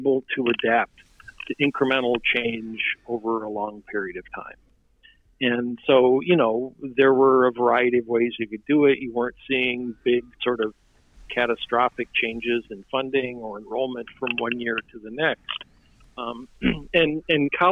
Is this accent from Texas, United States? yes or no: no; Iowa, United States; now in Oregon, United States; I grew up in Iowa, and neither of my parents even went to high school